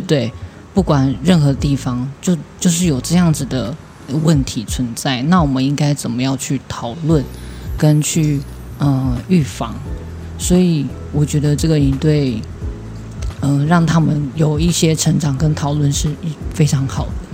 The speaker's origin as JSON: {"language": "Chinese", "region": "Tainan", "country": "Taiwan", "said": "我是台南人，不是屏东人"}